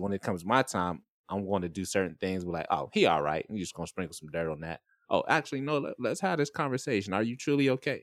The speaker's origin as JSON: {"language": "English", "region": "Florida", "country": "United States", "moved": "yes", "lives_now": "San Diego, United States", "said": "I'm from Florida"}